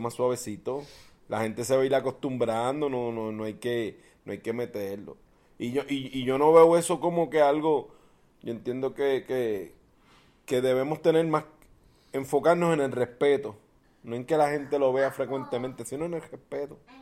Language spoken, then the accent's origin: Spanish; Puerto Rico; los boricuas somos, somos un bufeo